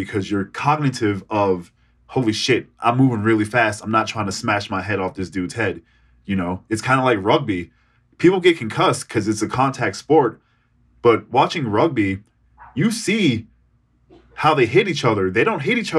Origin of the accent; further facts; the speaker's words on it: Boston, Massachusetts, United States; I'm from Boston